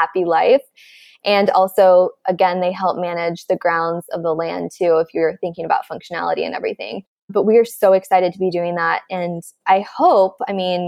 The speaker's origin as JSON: {"language": "English", "region": "Midwest", "country": "United States", "tie": "born or raised there", "said": "I'm from the Midwest, and I grew up with parents who were like, textbook Midwest"}